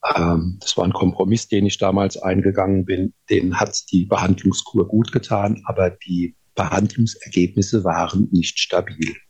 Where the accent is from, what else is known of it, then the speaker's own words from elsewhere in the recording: Rhineland-Palatinate, Germany; Und ich komme ja aus der Pfalz